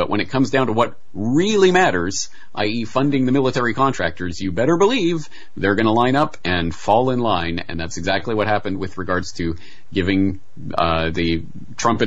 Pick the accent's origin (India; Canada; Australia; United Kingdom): Canada; now in Japan; as a Canadian in Japan